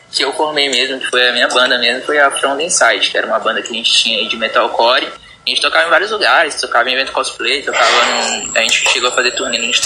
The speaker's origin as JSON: {"language": "Portuguese", "town": "Nova Iguaçu", "region": "Rio de Janeiro", "country": "Brazil", "lives_now": "Marabá, Brazil", "said": "Iguaçu, Rio de Janeiro, tá ligado?"}